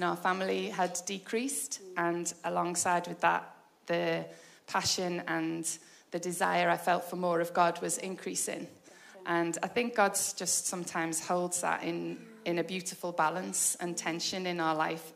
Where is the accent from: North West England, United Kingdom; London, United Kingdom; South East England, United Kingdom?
North West England, United Kingdom; Liverpool; moved away as an adult; also born or lived in Portugal; now in Warrington, United Kingdom; I'm originally from Liverpool. I'm 50 years old. I am married with 4 children. Lived in Liverpool until I got married